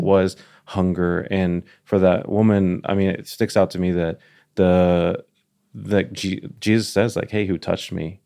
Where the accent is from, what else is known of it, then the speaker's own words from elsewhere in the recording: Dallas, Texas, United States; now in Nashville, United States; I'm from Dallas